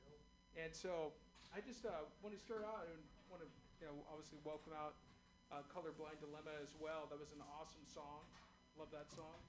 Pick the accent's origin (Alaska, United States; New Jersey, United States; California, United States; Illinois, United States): California, United States; Castro Valley; I was Castro Valley, and originally was 415. Then it was 510